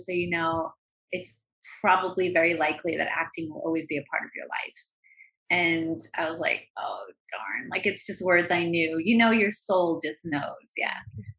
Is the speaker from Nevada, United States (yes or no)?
no; New York, United States; now in Los Angeles, United States; Oh my God. I grew up talking like this. I grew up in an Italian American family, and I'm one of six kids, and you know, we were Irish Italian.